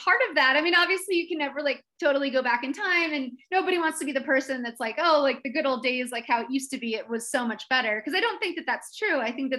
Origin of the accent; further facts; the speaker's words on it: East Coast, United States; I grew up on the East Coast. My family moved around a little bit, but the house that I remember anyway was, we lived there from when I was 5 to about 12.